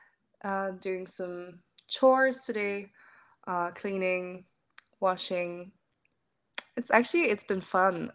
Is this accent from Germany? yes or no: yes; Germany; first language German; English is a second language; I'm 21. I grew up in Germany. I'm German